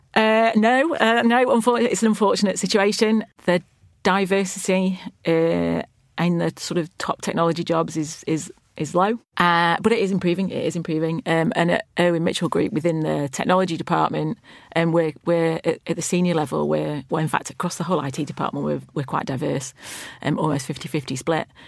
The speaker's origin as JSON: {"language": "English", "area": "Lancashire", "region": "North West England", "country": "United Kingdom", "tie": "born or raised there", "said": "I grew up in Lancashire"}